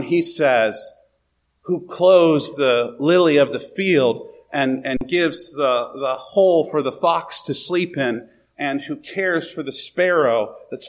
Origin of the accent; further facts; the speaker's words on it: United States; As American Christians